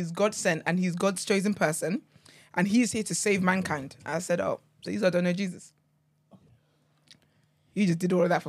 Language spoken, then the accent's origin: English; Trinidad & Tobago; I'm from Trinidad.